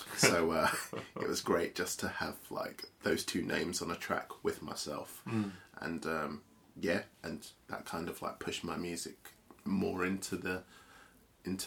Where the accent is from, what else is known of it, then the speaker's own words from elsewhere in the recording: London, United Kingdom; also born or lived in Holloway / Pinner; it was North London first. First it was North Holloway for a bit, and then we moved to another estate in Pinner